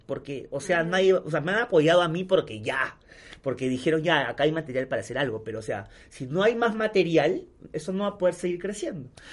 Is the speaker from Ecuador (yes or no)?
no; Peru; todos somos peruanos iguales